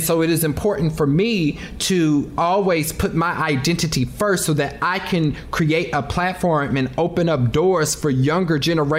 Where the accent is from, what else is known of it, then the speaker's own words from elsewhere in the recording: Kansas City, Missouri, United States; because I'm from Kansas City. So barbecue is like a thing for me.